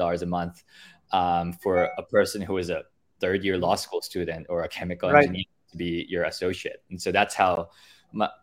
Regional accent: Philippines; moved away as an adult; also born or lived in Pennsylvania, United States / Canada; born and raised in the Philippines for most of my life

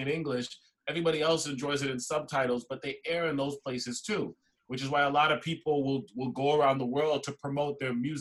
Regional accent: Toronto, Ontario, Canada; growing up in Canada, especially in a place like Toronto

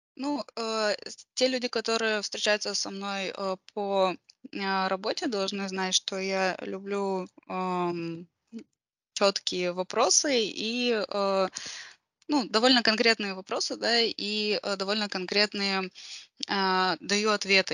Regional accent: Karaganda, Karaganda Region, Kazakhstan; я родом из Караганды. А, вот, э, да, я родилась здесь и, в принципе, нигде больше не жила длительное время

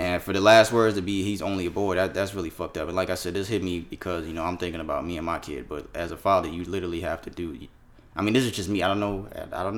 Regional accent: South Florida, United States; I'm from South Florida

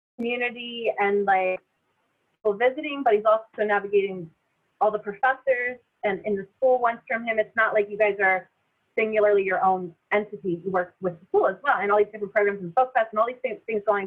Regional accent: near Philadelphia, Pennsylvania, United States; moved away as an adult; I grew up near Philly, super diverse community

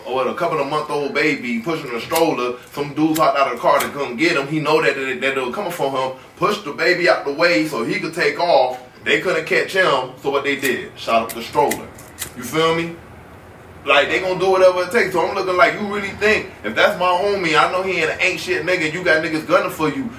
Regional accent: Miami, Florida, United States; me growing up in Miami

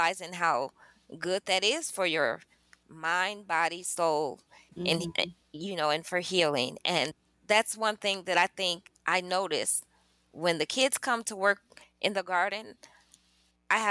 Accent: Chicago, Illinois, United States; also born or lived in Nauvoo, Illinois; I'm from Chicago as well. The hustle and bustle of the big city, the trains and everything

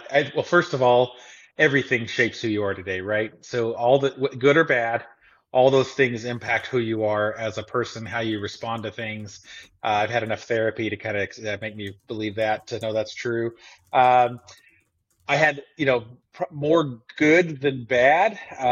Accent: Tulsa, Oklahoma, United States; also born or lived in Texas; now in Missouri, United States; so born in Texas, but spent most of my formative years, I guess, growing up in Oklahoma, and specifically in and around the Tulsa area.

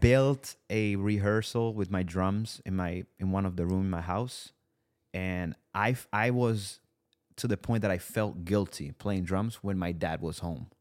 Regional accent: Italy; English is a second language; moved away as an adult; also born or lived in New York, United States; now in Los Angeles, United States; I was born in Italy. You know, I spent the majority of my life in Italy. I moved to the U S when I was twenty-two

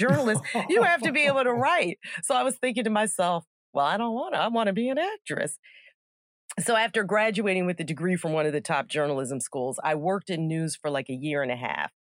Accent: Gaithersburg, Maryland, United States; moved away as an adult; I grew up in Gaithersburg, Maryland

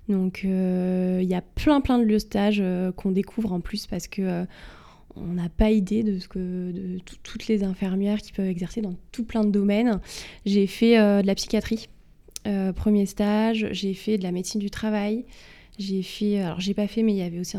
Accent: Cannes, Provence-Alpes-Côte d'Azur, France; moved away as an adult; now in Paris, France; je suis originaire du sud de la France, euh, du sud-est. J'ai fait mes études à Cannes, Mhm. près de Cannes. Et j'ai été au lycée à Cannes

